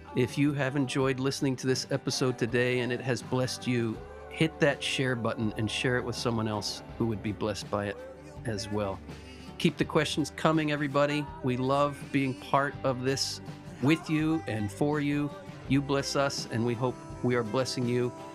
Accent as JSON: {"language": "English", "country": "United States", "said": "I'm speaking as an American"}